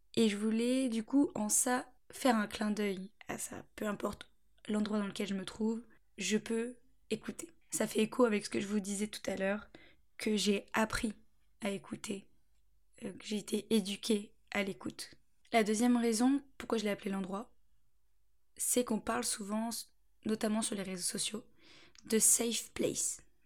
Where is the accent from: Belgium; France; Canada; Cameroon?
France; Angers, Pays de la Loire; moved away as an adult; also born or lived in Beaufort-en-Vallée; now in Bordeaux, France; Je suis d'Angers, je suis angevine. J'ai toujours euh, vécu à Angers, enfin, à la campagne, autour d'Angers